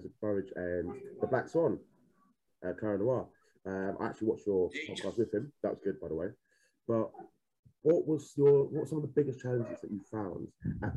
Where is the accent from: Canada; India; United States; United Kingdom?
United Kingdom; Essex, East of England; I'm from Essex myself